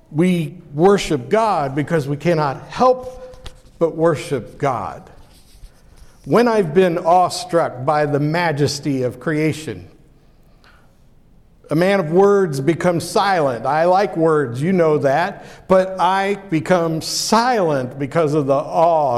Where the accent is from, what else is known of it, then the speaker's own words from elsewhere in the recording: Pittsburgh, Pennsylvania, United States; I grew up in Pittsburgh, Pennsylvania.